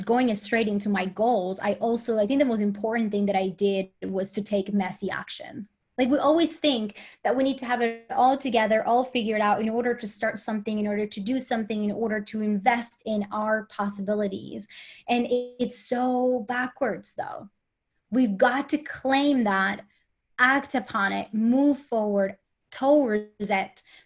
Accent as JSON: {"language": "English", "country": "Colombia", "also_born_or_lived": "United States / Sweden", "second_language": "English", "moved": "yes", "said": "I am from Colombia, so I had to move out of Colombia, and then I had to get to the States and learn the language"}